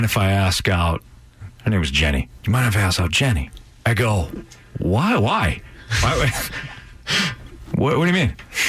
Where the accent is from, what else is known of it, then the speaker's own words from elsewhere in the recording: Bolingbrook, Illinois, United States; I am from Bolingbrook, Illinois, but I went to high school in a neighboring town.